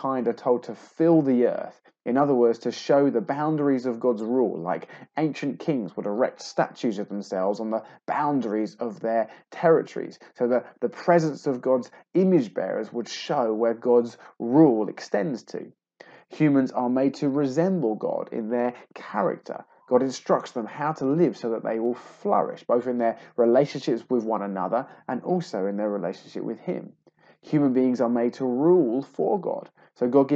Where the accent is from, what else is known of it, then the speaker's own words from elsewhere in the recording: England, United Kingdom; I'm a man, I'm English, I'm 38